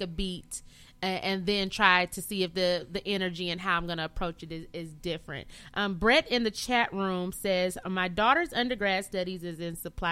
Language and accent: English; Flint, Michigan, United States; where I'm from Flint, Fly City, Michigan